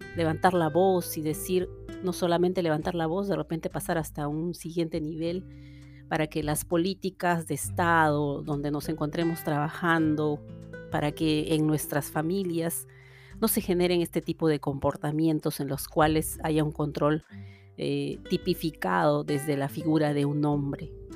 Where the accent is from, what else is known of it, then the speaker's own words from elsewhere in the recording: Peru; moved away as an adult; now in Canada; en mi país de origen, en Perú, y luego aquí también